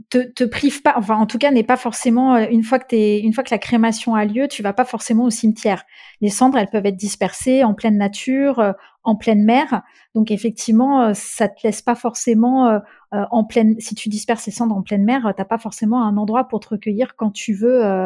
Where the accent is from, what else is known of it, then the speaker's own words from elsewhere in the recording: Czechia; en République tchèque c'est de là d'où je viens et c'est de, ces racines-là desquelles je, me sens le, le plus proche